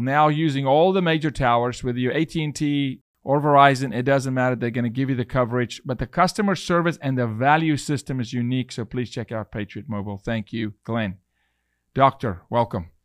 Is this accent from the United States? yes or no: no; South Africa; I'm a South African male